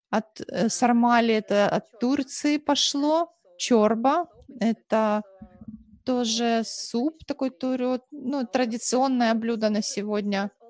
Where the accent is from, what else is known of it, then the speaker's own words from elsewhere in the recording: Moldova; В той части страны, откуда я родом, это, ну, даже вот в селе, где я жила, родилась, и э, городок рядом, близлежащий